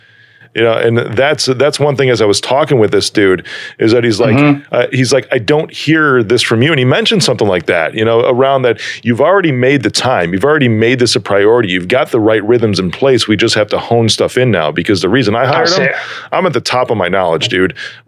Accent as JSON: {"language": "English", "town": "Chicago", "region": "Illinois", "country": "United States", "tie": "born or raised there", "said": "My family, though, dude, I mean, born and raised in Chicago."}